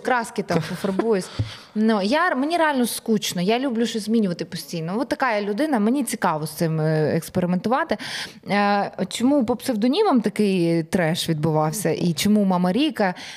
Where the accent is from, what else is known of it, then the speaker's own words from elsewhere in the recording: Ukraine; ми з України, ми артисти